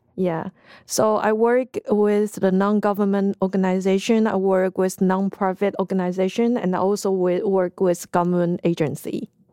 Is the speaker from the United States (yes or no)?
no; Taiwan; i'm from taiwan